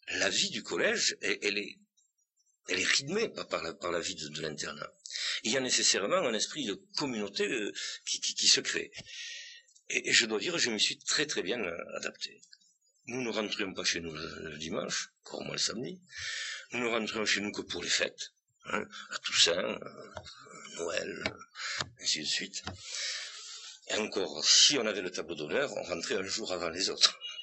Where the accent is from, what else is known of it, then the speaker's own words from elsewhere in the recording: Bigorre, Occitania, France; accent: Bigourdan; also born or lived in Tarbes; je suis très bigourdant, moi. Hein. J'ai l'accent d'abord, ça s'entend.